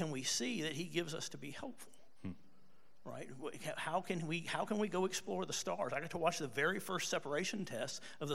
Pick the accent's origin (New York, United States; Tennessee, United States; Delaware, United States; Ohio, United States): Tennessee, United States; Tullahoma; I grew up in Tullahoma, Tennessee.